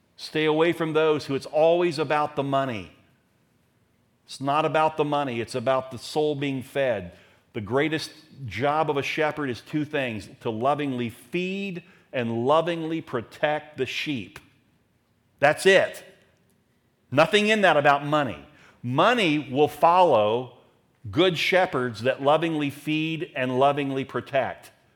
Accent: Daytona Beach, Florida, United States; As a teenager growing up in Daytona

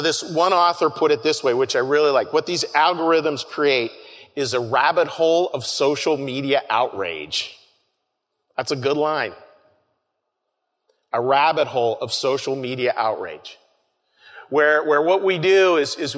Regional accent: Pittsburgh, Pennsylvania, United States; moved away; I'm from Pittsburgh

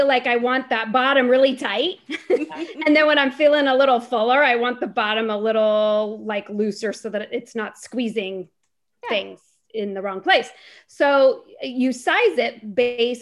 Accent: Fairfax, United States; I'm from Fairfax

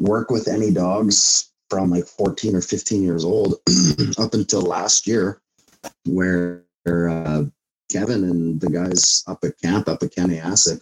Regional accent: Indian Head, Saskatchewan, Canada; I grew up in Indian Head, and that's where I come from.

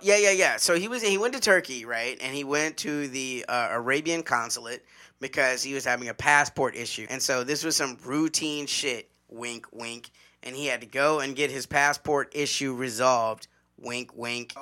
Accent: Arkansas, United States; moved away; I'm from Arkansas

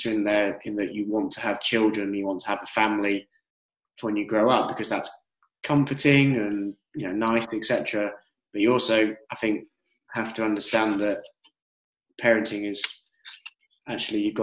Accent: United Kingdom

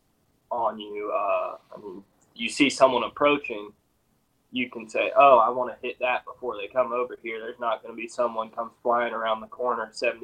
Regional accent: Central Virginia, United States; we grew up in Central Virginia

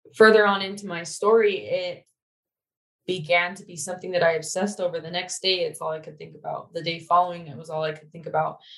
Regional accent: Syracuse, Utah, United States; also born or lived in Logan, Utah; I grew up in Syracuse, so I'm not too far from where I am now

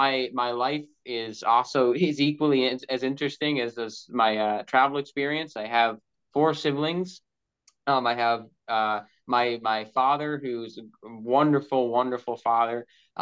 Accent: Bonavista, Newfoundland and Labrador, Canada; also born or lived in Gander; I was born in Gander, Newfoundland, was raised in Bonavista, Newfoundland, very far east of Newfoundland.

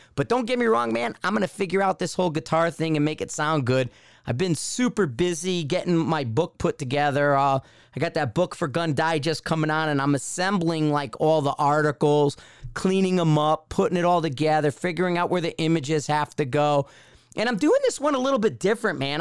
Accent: Connecticut, United States; growing up in Connecticut

